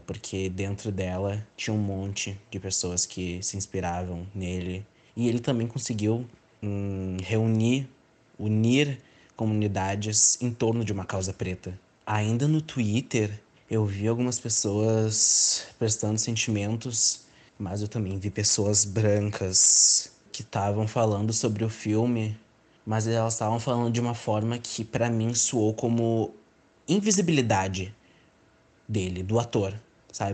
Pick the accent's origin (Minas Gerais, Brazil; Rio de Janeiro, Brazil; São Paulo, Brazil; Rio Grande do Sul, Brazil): Rio Grande do Sul, Brazil; Porto Alegre; sou natural de Porto Alegre